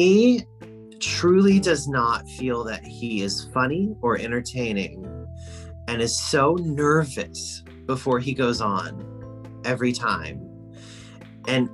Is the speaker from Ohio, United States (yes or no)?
yes; Ohio, United States; We are from Ohio.